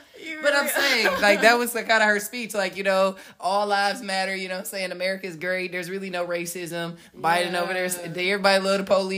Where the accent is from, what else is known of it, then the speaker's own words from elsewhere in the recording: Oakland, California, United States; I grew up in Oakland.